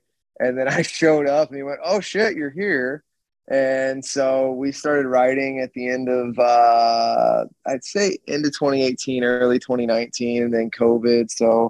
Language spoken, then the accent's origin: English; Mississippi, United States; I was originally in a band from the Gulf Coast. So I'm from Mississippi. I'm not even from Michigan.